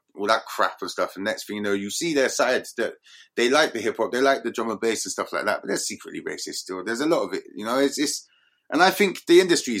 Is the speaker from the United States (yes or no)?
no; Bristol, South West England, United Kingdom; I grew up in Eastern London, St. Paul's, and the sheer amount of rappers and artists that we had back then